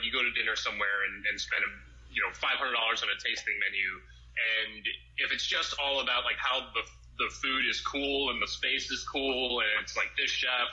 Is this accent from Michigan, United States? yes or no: no; Boston, Massachusetts, United States; moved away as an adult; now in Los Angeles, United States; I am from Boston. I'm definitely like a foreigner when it comes to living